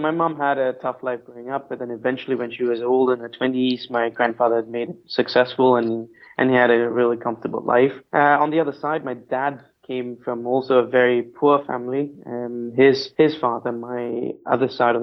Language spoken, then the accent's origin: English; Malaysia; So I was born in Malaysia, and my parents were born in Malaysia as well. But my grandparents, they were immigrants, the south part of India. So ethnically, I'm Indian, although I'm Malaysian.